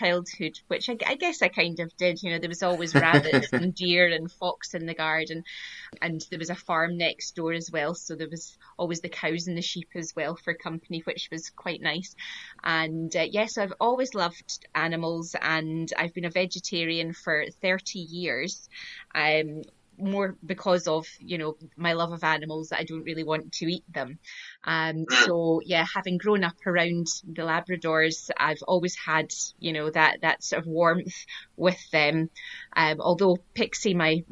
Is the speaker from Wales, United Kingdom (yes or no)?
no; Glasgow, Scotland, United Kingdom; also born or lived in Cape Cod, United States; I'm from Glasgow in Scotland, born and bred, and I used to live in Cape Cod in the USA as well when I was a student